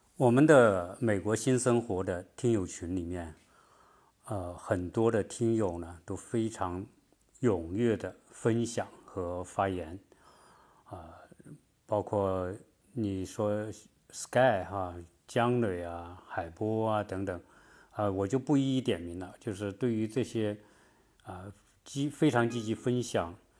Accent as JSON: {"language": "Chinese", "country": "China", "moved": "yes", "lives_now": "United States", "said": "按照我们中国人的习惯说，观念来说"}